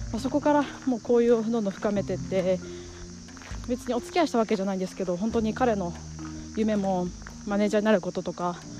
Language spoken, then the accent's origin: Japanese; Iwate, Japan; moved away as an adult; also born or lived in New Zealand / Tokyo; 私、えー岩手県の出身で高校まで岩手におりまして